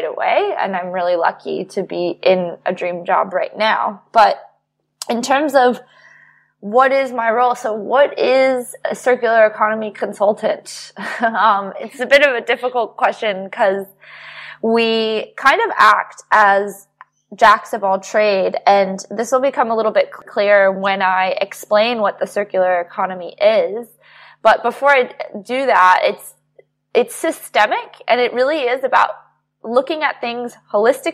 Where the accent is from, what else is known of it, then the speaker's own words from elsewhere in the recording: United States; moved away; also born or lived in New York; my home country, the United States